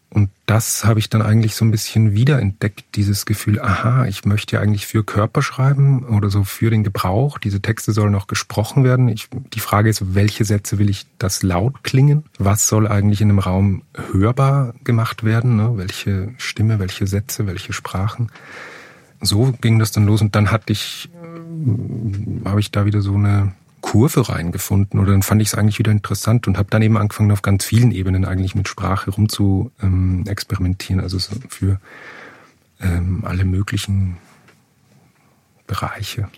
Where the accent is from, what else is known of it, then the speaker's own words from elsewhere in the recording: Upper Austria, Austria; moved away as an adult; also born or lived in Vienna; ich komme aus Oberösterreich